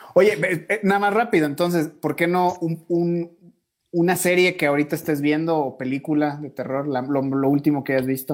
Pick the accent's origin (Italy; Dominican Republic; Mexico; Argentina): Mexico; now in Ecuador; yo soy mexicano, pero vivimos aquí en Ecuador todos